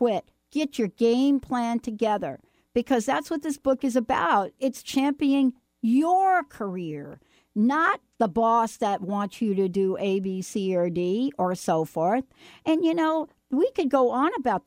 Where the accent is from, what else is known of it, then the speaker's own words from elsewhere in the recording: New York, United States; I'm from New York